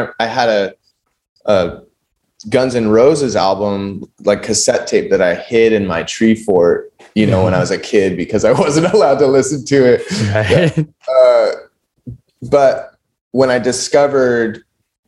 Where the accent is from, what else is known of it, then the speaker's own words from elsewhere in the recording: San Luis Obispo County, California, United States; also born or lived in Bishop, California / Los Angeles, California; I was born in like Bishop near Mammoth Mountain, and then we moved to San Luis Obispo County when I was like pretty young, around three years old. So I grew up here